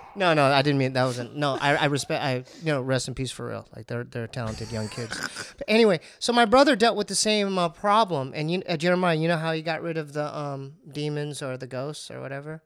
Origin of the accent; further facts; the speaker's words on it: Poway, California, United States; we grew up in Poway